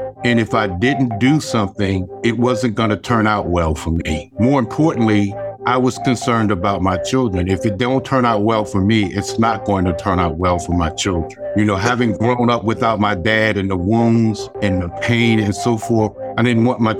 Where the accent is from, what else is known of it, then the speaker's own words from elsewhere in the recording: Alabama, United States; you know, I grew up in Alabama during the 1960s at the beginning of the civil rights movement.